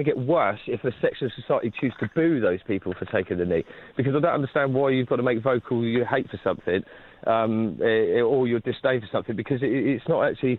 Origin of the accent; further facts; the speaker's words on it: United Kingdom; maybe because we're British, then maybe we should take a bow